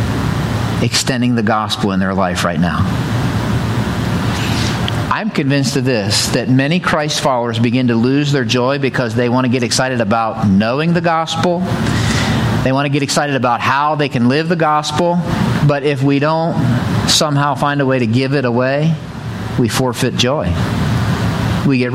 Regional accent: the mountains of Pennsylvania, United States; now in Ohio, United States; I grew up in the mountains of Pennsylvania. I didn't grow up in Ohio

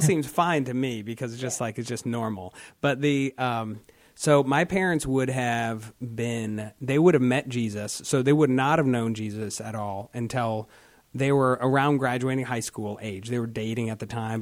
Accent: Marlboro, Ohio, United States; also born or lived in Alliance, Ohio; I grew up in Marlboro

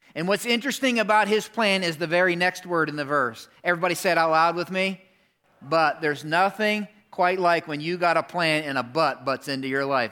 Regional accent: Pennsylvania, United States; moved away; I grew up in Pennsylvania

